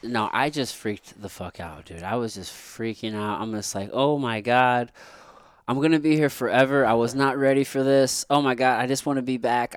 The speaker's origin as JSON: {"language": "English", "region": "Missouri", "country": "United States", "tie": "born or raised there", "said": "growing up in Missouri"}